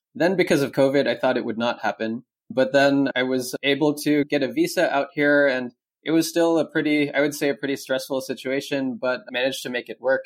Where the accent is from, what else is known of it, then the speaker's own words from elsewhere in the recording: Cupertino, California, United States; moved away as an adult; now in Taiwan; I grew up in the Bay Area. I've been there pretty much my whole life